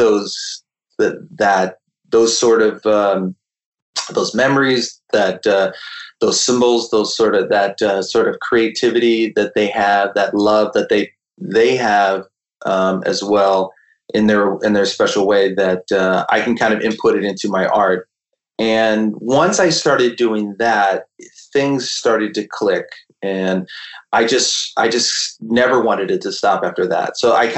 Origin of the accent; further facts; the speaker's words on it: California, United States; we grew up in California